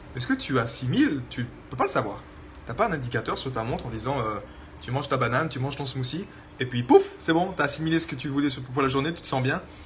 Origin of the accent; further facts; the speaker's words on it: France; vu que j'ai grandi en France, dans la culture française